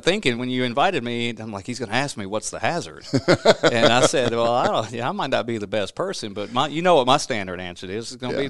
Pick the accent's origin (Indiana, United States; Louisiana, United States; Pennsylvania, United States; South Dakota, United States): Louisiana, United States; But I grew up in the Duck Dynasty part of Louisiana, southwest Mississippi area, and that's my roots. And I had a typical childhood in a small town, farming town, and I wouldn't change anything about it.